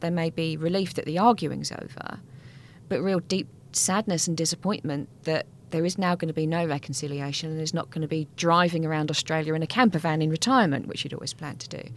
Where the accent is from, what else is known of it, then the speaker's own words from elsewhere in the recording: England, United Kingdom; we're English